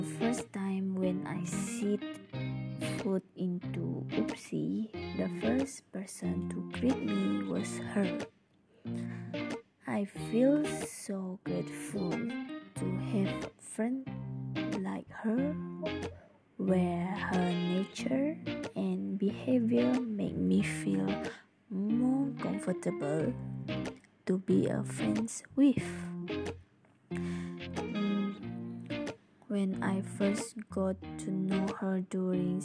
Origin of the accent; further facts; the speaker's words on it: Sarawak, Malaysia; I'm from Sarawak